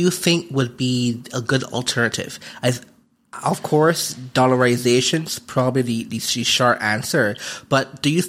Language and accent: English; Barbados; now in Panama; my home country, Barbados.